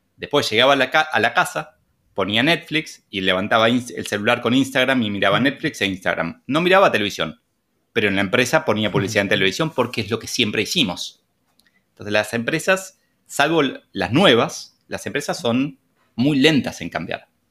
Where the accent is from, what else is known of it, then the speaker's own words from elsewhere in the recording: Argentina; como buen argentino